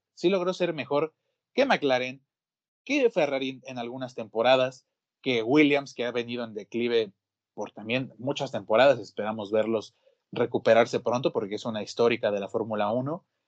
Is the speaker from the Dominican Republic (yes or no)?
no; Mexico; mi país